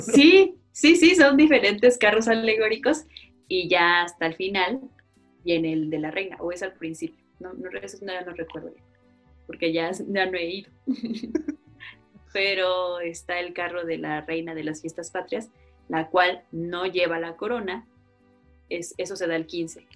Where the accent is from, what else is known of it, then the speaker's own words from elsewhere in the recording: Morelos, Mexico; Yo soy de Telco Morelos.